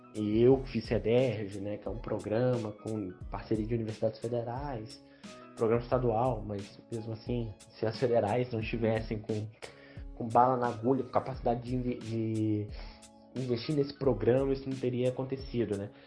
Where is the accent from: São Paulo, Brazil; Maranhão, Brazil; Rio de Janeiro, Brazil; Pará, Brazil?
Rio de Janeiro, Brazil; Barra Mansa; Eu sou nascido e criado na Vista Alegre, minha família é toda da Vista Alegre.